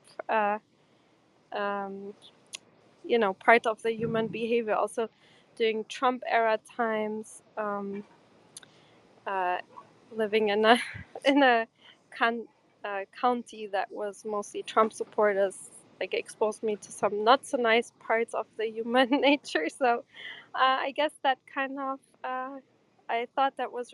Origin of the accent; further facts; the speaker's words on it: Germany; English is a second language; also born or lived in Portugal; I'm from Portugal. I grew up in Germany as an immigrant kid